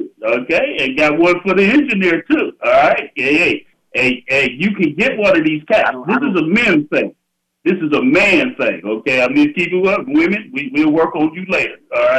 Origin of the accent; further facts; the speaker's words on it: United States; I'm an American descendant of slaves.